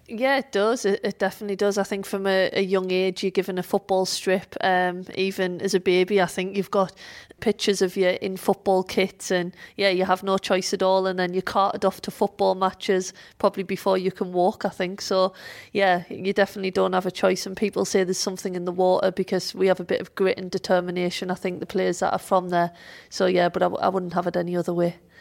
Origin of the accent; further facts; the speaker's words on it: Sunderland, North East England, United Kingdom; moved away; Sunderland is my hometown, um, and Fulwell is a part of Sunderland